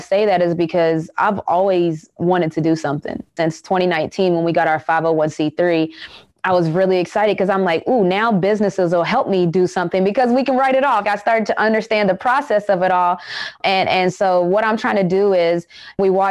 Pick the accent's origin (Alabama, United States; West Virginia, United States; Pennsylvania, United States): West Virginia, United States; moved away as an adult; also born or lived in Connecticut; I grew up, born and raised in West Virginia